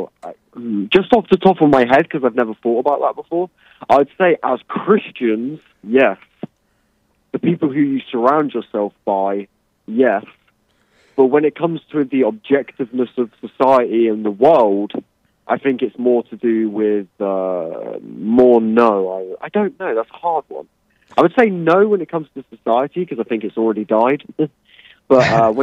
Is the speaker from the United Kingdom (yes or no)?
yes; England, United Kingdom; I'm English.